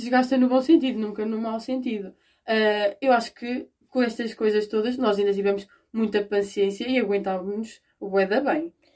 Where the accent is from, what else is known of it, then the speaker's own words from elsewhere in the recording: Portugal; eu sou portuguesa